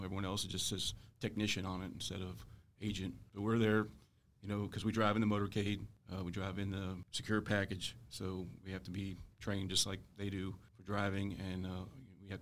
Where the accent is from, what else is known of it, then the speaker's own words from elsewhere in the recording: Virginia, United States; I was born and raised in Virginia, so didn't have to move or anything to accept the position